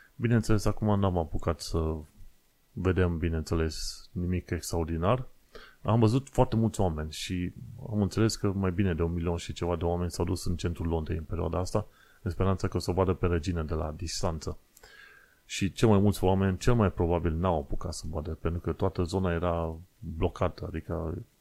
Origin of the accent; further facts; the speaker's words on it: Romania; now in United Kingdom; sunt străin, că sunt român